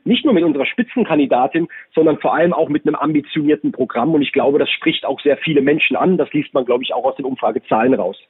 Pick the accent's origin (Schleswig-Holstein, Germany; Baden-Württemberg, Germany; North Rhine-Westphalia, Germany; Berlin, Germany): Baden-Württemberg, Germany; in Baden-Württemberg, in meinem Heimatbundesland